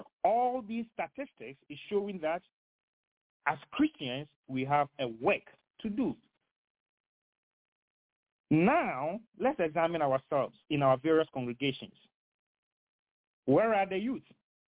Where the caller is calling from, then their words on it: Henderson, North Carolina, United States; I am speaking from Henderson in Vance County, North Carolina.